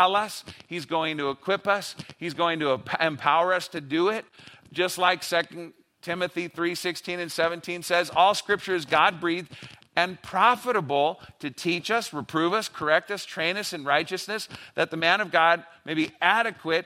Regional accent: Los Angeles, California, United States; I grew up in LA.

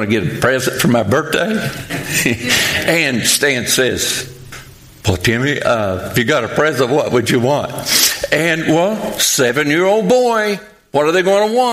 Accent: Pikeville, Kentucky, United States; moved away as an adult; now in Western Kentucky, United States; I'm from Pikeville, Kentucky

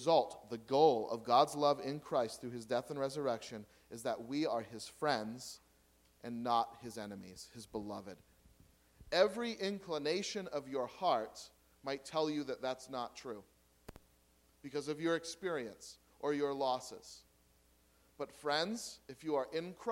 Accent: United States; I'm an American

